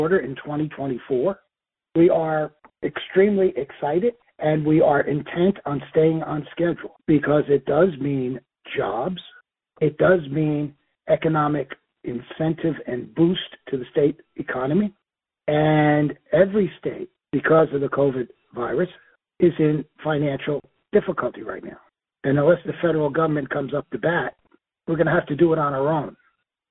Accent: Newark, New Jersey, United States; When I was a boy growing up in Newark, New Jersey

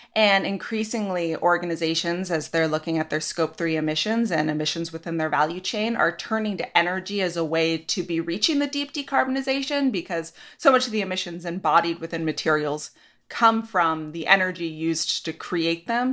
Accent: Ashland, Oregon, United States; moved away; I'm from Southern Oregon, Ashland.

